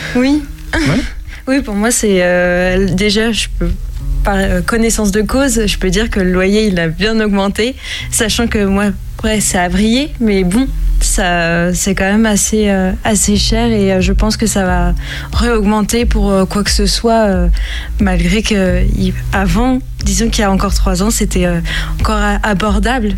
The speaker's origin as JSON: {"language": "French", "town": "Cergy-Pontoise", "region": "Île-de-France", "country": "France", "moved": "as an adult", "lives_now": "Angers, France", "said": "je suis du Val d'Oise, donc Sergi Pontoise"}